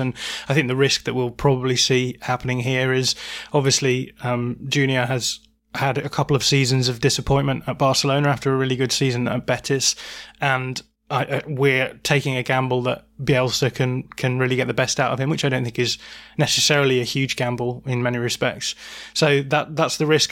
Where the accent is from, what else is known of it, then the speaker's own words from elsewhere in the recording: Bradford, Yorkshire and the Humber, United Kingdom; now in Lancashire, United Kingdom; I'm a true Yorkshireman, I'll have you know. I was born in the Bradford Royal Infirmary, no less.